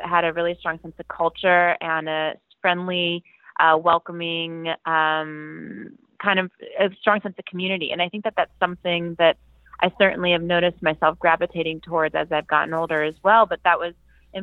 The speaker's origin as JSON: {"language": "English", "town": "Atlanta", "region": "Georgia", "country": "United States", "tie": "born or raised there", "also_born_or_lived": "Virginia", "moved": "as an adult", "said": "I grew up in the Atlanta area. I grew up in the suburbs of Atlanta"}